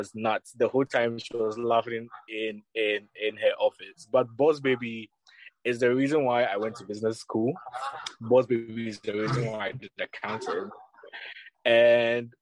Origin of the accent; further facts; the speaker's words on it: Accra, Greater Accra, Ghana; I grew up in Accra, but I grew up in La Paz, a place called La Paz